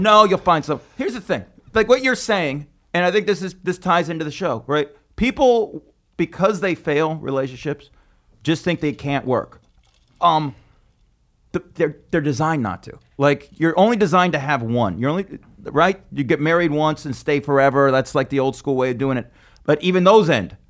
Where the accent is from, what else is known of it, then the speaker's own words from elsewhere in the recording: Las Vegas, Nevada, United States; now in New York, United States; I'm from Vegas, and I grew up hating it.